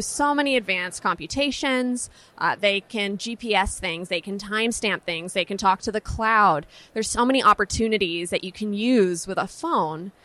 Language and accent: English; San Francisco, California, United States; Growing up in San Francisco